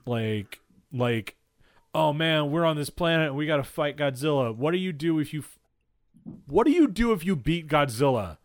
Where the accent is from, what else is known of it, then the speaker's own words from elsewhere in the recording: United States; as an American citizen mm-hmm. and growing up in the shadow of 9 11